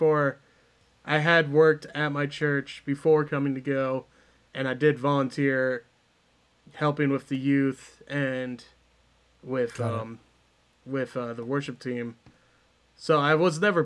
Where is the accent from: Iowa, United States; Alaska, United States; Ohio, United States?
Iowa, United States; we're both from Iowa